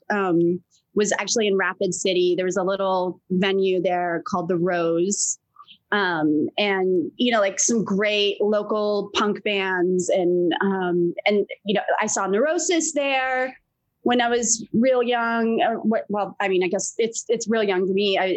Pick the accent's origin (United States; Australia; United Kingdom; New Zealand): United Kingdom; England; born there; I grew up all over the place. So um, I mean, I was born in England. My father's British, my mother's American